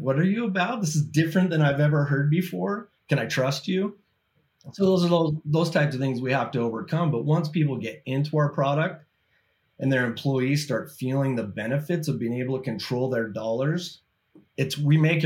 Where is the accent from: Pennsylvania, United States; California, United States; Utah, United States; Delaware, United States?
Utah, United States; Born and raised in Utah, family man.